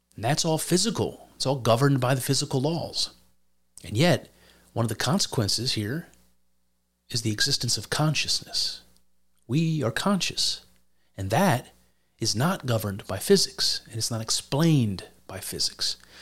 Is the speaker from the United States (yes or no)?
yes; United States; as an American